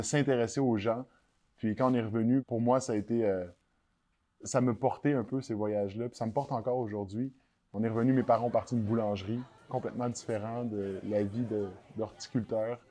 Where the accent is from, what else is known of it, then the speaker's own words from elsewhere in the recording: Quebec, Canada; On réalise pas, en tant que Québécois